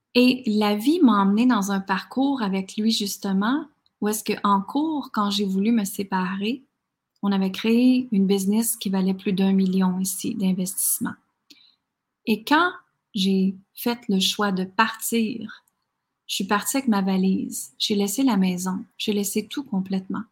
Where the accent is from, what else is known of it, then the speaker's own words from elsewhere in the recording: Quebec, Canada; moved away as an adult; also born or lived in United States; à l'âge de 19 ans, je suis partie du Québec